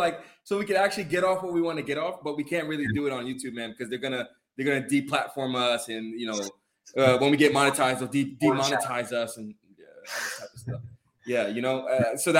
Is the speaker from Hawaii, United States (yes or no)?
no; Atlanta, Georgia, United States; I'm from Atlanta